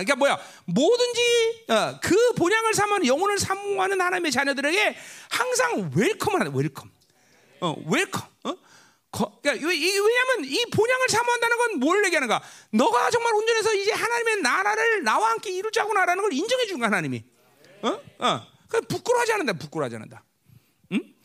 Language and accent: Korean; Ganghwa, Incheon, South Korea; moved away; 내 고향은 가, 강한데